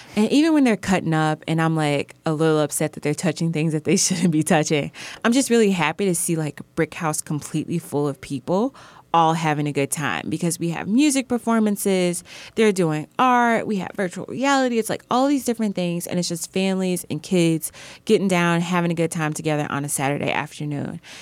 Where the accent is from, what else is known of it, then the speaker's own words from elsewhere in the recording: Belleville, Illinois, United States; moved away; also born or lived in Brooklyn; I'm from the Midwest and I'm particularly from Southern Illinois. It's this town called Belleville